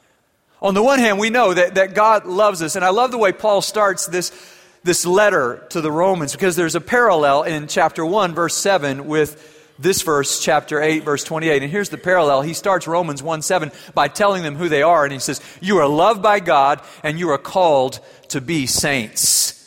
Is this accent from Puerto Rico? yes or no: no; Germany; I wasn't brave enough to say it in English. I grew up in Germany.